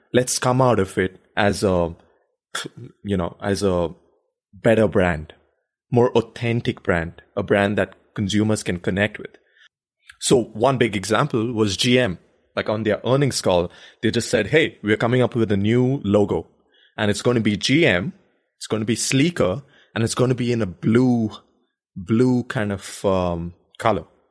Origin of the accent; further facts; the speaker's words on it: India; moved away; When I grew up in India